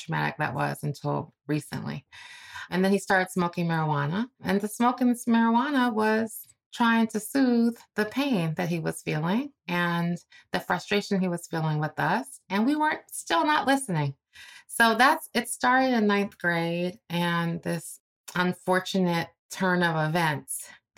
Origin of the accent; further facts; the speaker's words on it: Cleveland, Ohio, United States; I'm from Cleveland, Ohio, you know, sort of a paycheck to paycheck type of family